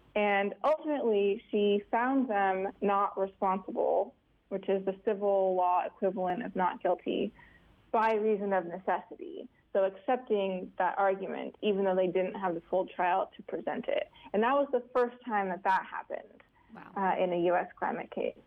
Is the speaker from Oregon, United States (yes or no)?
no; Alaska, United States; I'm from Alaska